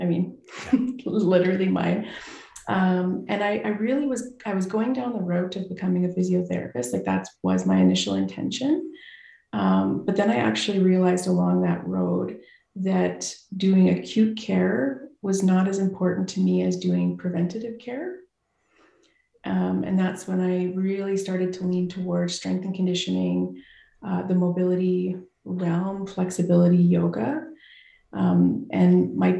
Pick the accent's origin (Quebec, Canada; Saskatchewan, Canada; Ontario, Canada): Saskatchewan, Canada; Saskatoon; I grew up in Saskatoon, Saskatchewan